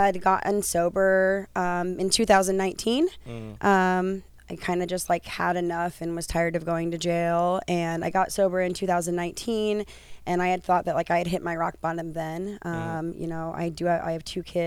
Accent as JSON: {"language": "English", "town": "Cheyenne", "region": "Wyoming", "country": "United States", "moved": "yes", "lives_now": "Santa Ana, United States", "said": "I have two children, and I am from Cheyenne, Wyoming."}